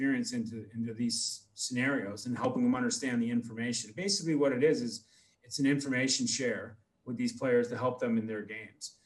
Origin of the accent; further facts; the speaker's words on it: United States; I'm American